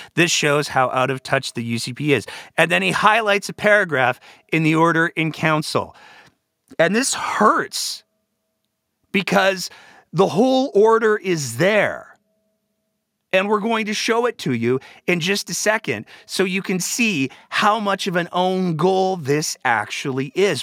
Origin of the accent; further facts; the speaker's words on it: Alberta, Canada; I was born in this province. I was raised in this province.